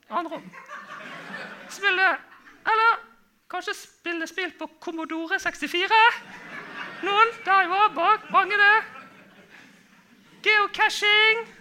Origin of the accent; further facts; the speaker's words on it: Bergen, Vestland, Norway; kanskje dere tror jeg er fra, fra Bergen? Nei, det er ikke sant. Det høres sånn ut, da. Høres det sånn ut? Ja. ja nei, jeg er fra Fyllingsdalen.